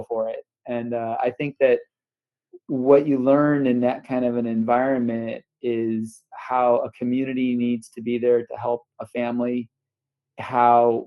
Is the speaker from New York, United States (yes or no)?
yes; North Tonawanda, New York, United States; moved away as an adult; also born or lived in Detroit area, Michigan / Dallas area, Texas; now in Bay Area, United States; I grew up outside of Buffalo, New York, in a little town, North Tonawanda